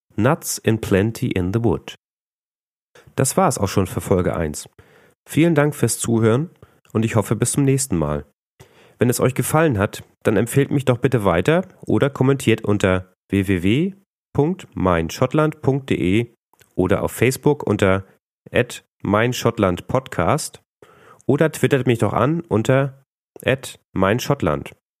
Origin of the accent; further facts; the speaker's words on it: Northern Germany, Germany; als Norddeutscher neigt man doch sehr zum Nuscheln.